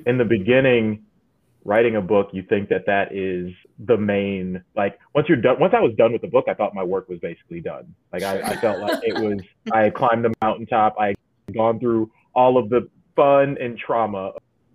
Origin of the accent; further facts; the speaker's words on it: Detroit, Michigan, United States; moved away as an adult; also born or lived in Battle Creek, Michigan; now in New York, United States; So I grew up in Detroit and lived there